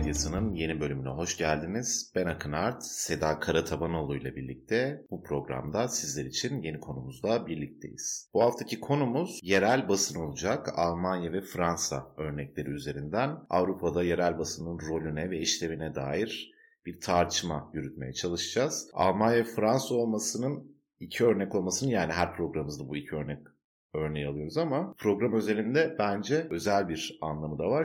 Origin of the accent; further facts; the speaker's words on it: Turkey; now in Germany; benim ilk gençliğimde ve çocukluğumda Türkiye'de